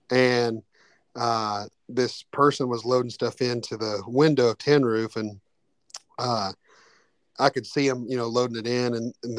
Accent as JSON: {"language": "English", "town": "Cleveland", "region": "Tennessee", "country": "United States", "tie": "born or raised there", "said": "I was working a job out in Cleveland, Tennessee, where I'm from, and it's my hometown."}